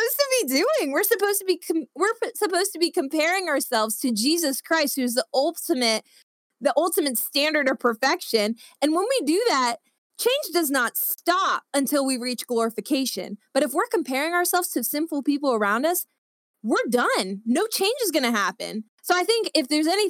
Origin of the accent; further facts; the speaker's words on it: the South's Bible Belt, United States; growing up in the South's Bible Belt